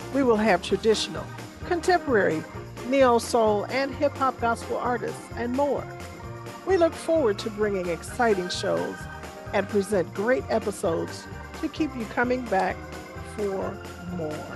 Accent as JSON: {"language": "English", "town": "Chicago", "region": "Illinois", "country": "United States", "tie": "born or raised there", "said": "I grew up in Chicago, which is the home of gospel music"}